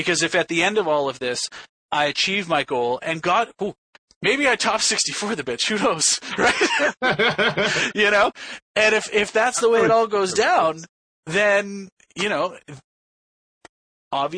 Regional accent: Toronto, Ontario, Canada; it's going to be in my hometown

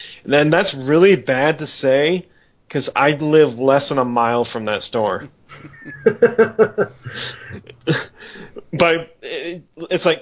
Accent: Michigan, United States; I'm from Michigan. Born and raised here. I still live here

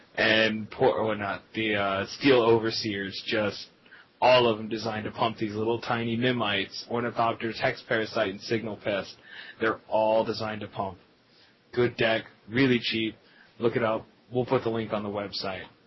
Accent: Lubbock, Texas, United States; I am from Lubbock, Texas

